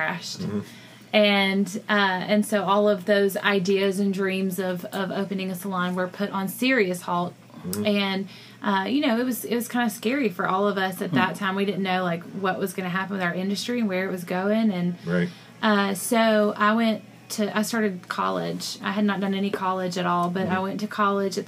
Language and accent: English; Columbus, Georgia, United States; moved away as an adult; I'm from Columbus, Georgia, originally.